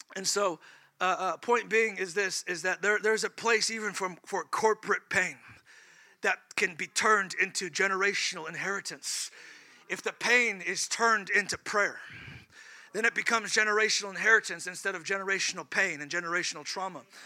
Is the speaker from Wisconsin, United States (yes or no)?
no; California, United States; moved away; I'm from California